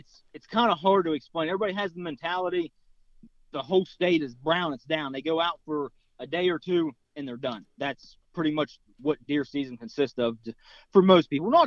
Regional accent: North Central West Virginia, United States; moved away as an adult; also born or lived in Southeast Ohio; now in Ohio, United States; I'm from Southeast Ohio. Lived here for about 2.5 years now. I'm originally from North Central West Virginia.

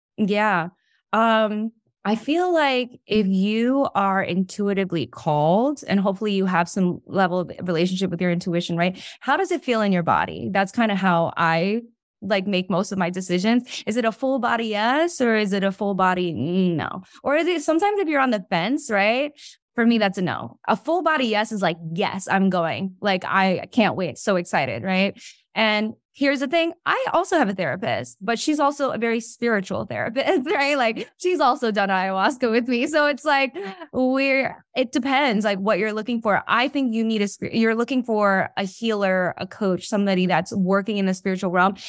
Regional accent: New York, United States; I'm from New York.

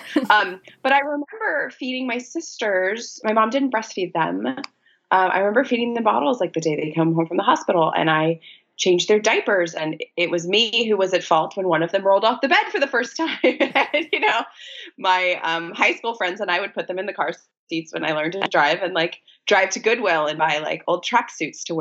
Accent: a small city in Virginia, United States; moved away as an adult; now in New York City, United States; my hometown in a small city in Virginia

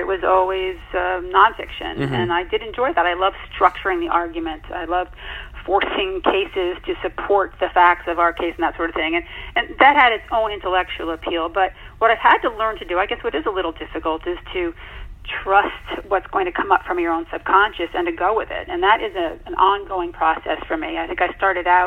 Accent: Connecticut, United States; also born or lived in Virginia; I returned to my home state of Connecticut

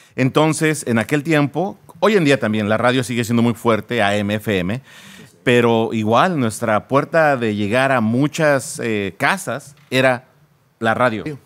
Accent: Naucalpan, State of Mexico, Mexico; first language Spanish; moved away as an adult; now in United States; ahí nací en lo que es el Estado de México. Eh, crecí ahí en, en, esa zona de Naucalpan

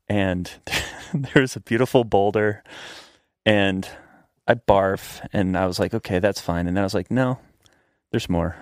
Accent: Shenandoah Valley, Virginia, United States; I grew up in Virginia, in the Blue Ridge Mountains of Virginia, in the Shenandoah Valley.

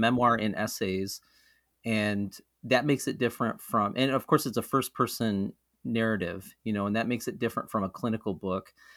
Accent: Mohawk River Valley, central New York, United States; moved away as an adult; also born or lived in Rochester, New York; central New York, where I grew up in the Mohawk River Valley

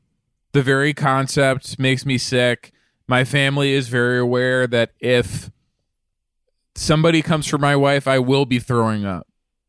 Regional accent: Melbourne, Victoria, Australia; Yeah, why you mentioned I'm an Australian guy, like, from Melbourne.

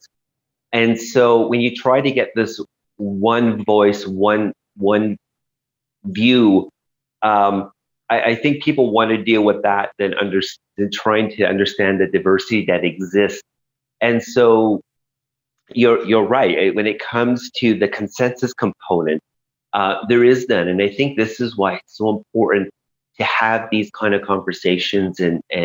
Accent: Montreal, Quebec, Canada; also born or lived in Kahnawake; I grew up in Montreal, because my community, Ganawag, is right there

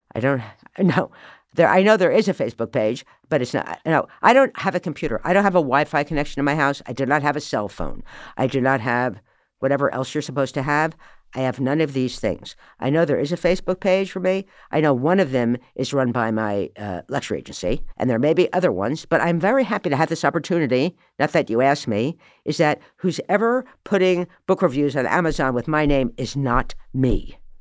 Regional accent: Morristown, New Jersey, United States; I was born in Morristown, New Jersey.

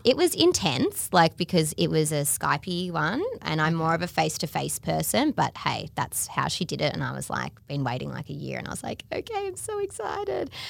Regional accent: Melbourne, Victoria, Australia; I grew up in Melbourne

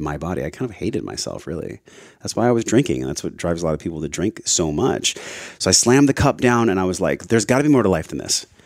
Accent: La Mesa, California, United States; moved away as an adult; also born or lived in Hawaii; I grew up in East County, La Mesa

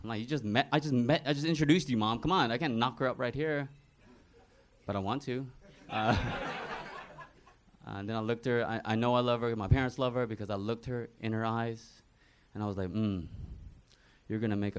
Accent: Texas, United States; Oh, no. I'm from Texas, so I live at her on my own now.

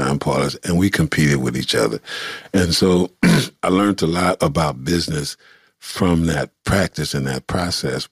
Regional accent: Los Angeles, California, United States; I'm from the east side of Los Angeles, California.

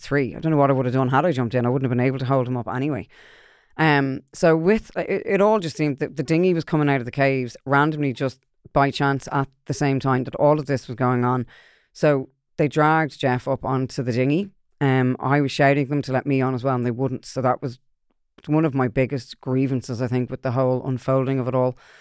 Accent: Ireland; I'm Irish

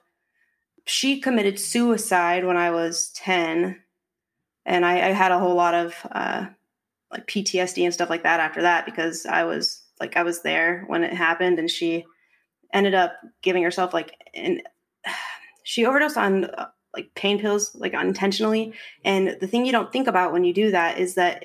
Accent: Arizona, United States; now in California, United States; I'm from Arizona and I moved to California about 7 years ago

